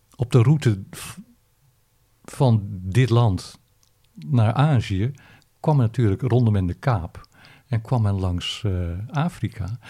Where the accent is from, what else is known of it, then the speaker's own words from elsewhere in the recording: Netherlands; als Nederlanders